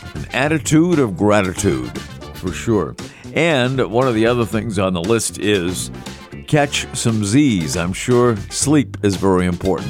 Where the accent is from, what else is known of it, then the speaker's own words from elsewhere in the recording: Massachusetts, United States; now in New Hampshire, United States; I'm from Massachusetts